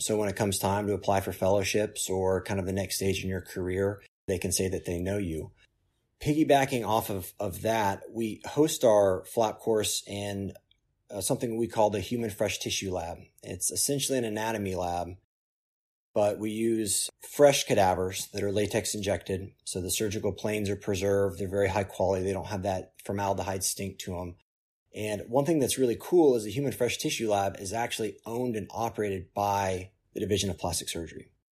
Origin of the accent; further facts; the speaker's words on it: Oklahoma City, Oklahoma, United States; now in Durham, United States; where I grew up in Oklahoma City